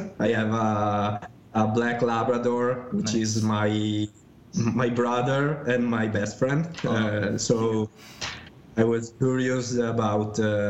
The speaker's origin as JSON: {"language": "English", "town": "Vicenza", "region": "Veneto", "country": "Italy", "tie": "born or raised there", "said": "Venice, which is quite close to my hometown, which is Vicenza"}